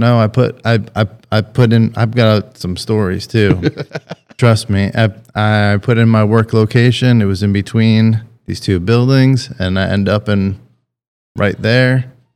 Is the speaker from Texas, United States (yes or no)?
no; Boston, Massachusetts, United States; also born or lived in Nashville, Tennessee; now in Blackshear, United States; I'm originally from Boston, Massachusetts area